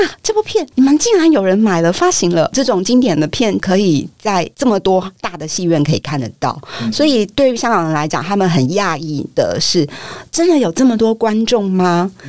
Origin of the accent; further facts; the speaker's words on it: Taipei, Taiwan; 我很庆幸我是台北人